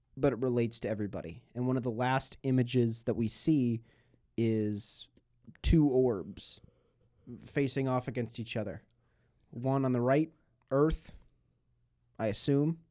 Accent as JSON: {"language": "English", "town": "Buffalo", "region": "New York", "country": "United States", "tie": "born or raised there", "moved": "yes", "said": "my hometown"}